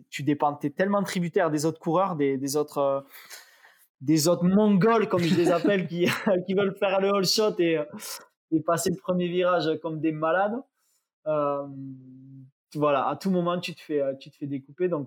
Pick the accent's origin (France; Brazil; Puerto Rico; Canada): France; south of France; pour moi, en tant que sudiste, si tu veux, le soleil, c'est 90% de la réussite d'un événement.